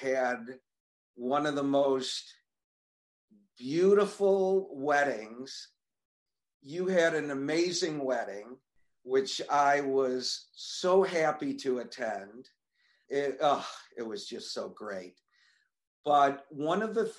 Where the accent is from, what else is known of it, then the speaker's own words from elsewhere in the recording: Buffalo, New York, United States; moved away as an adult; also born or lived in Niagara Falls, New York / Dallas, Texas; I'm from here. Was actually brought up here actually for the first 13 years of my life